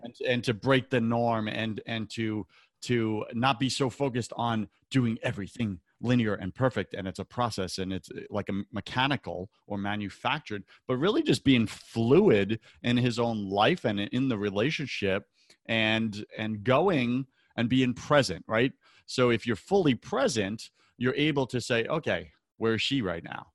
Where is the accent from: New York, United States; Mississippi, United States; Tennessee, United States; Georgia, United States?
New York, United States; Long Island; growing up on Long Island